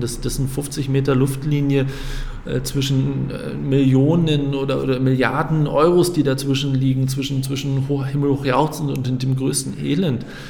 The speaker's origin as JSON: {"language": "German", "town": "Flensburg", "region": "Schleswig-Holstein", "country": "Germany", "tie": "born or raised there", "moved": "as an adult", "lives_now": "Frankfurt, Germany", "said": "ich bin gebürtiger Flensburger"}